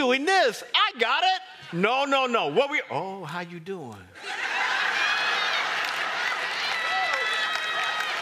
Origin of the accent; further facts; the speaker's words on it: Kansas, United States; now in Virginia, United States; I come from Kansas